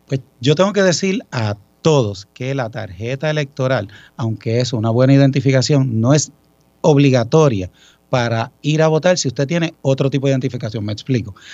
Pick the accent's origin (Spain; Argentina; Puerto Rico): Puerto Rico; Ponce; Pues yo soy ponceño, orgulloso ponceño de corazón